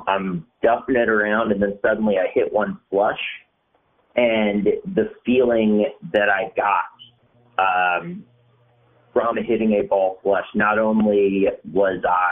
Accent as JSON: {"language": "English", "region": "Western North Carolina", "country": "United States", "also_born_or_lived": "New York / Los Angeles", "moved": "as an adult", "said": "I'm from Western North Carolina"}